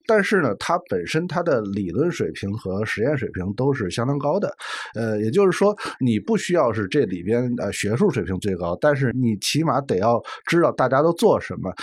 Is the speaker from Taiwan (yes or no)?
no; China; 我们中国人